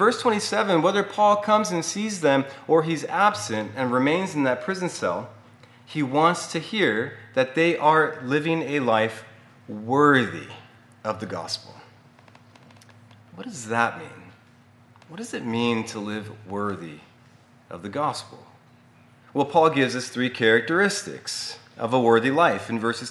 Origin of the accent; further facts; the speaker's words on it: United States; our American citizenship